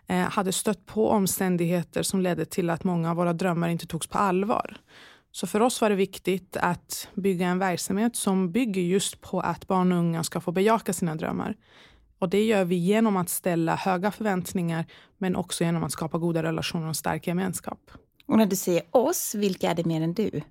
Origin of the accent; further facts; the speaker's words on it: Falun, Dalarna County, Sweden; Eh, jag är uppvuxen i Falun, Dalarna, mm. eh, under min ungdom